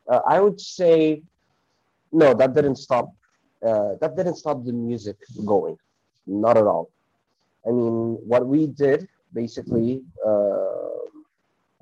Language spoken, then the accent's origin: English; Cairo, Cairo Governorate, Egypt; moved away as an adult; now in Hurghada, Egypt; I am from Cairo, Egypt, but currently I work in a city called Hurghada.